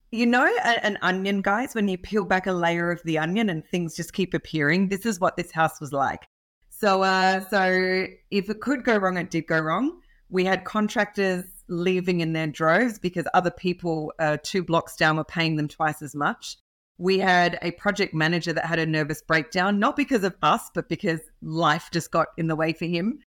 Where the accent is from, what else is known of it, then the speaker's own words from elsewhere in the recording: Australia; accent: Australian; I am an Aussie, so hence the accent